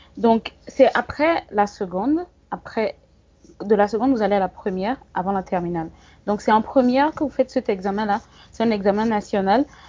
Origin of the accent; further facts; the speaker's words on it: Togo; moved away as an adult; also born or lived in Bamako, Mali / Mopti, Mali; now in Gao, Mali; Oui, je suis togolaise. J'ai des origines, euh, du Ghana et du Bénin